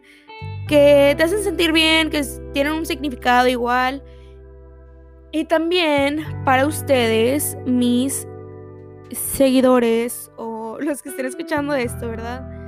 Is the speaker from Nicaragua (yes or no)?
no; Texas, United States; yo soy de aquí de Texas